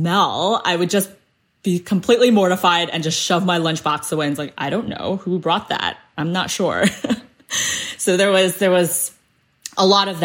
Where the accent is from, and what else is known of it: United States; born or raised there; first language Cantonese; English is a second language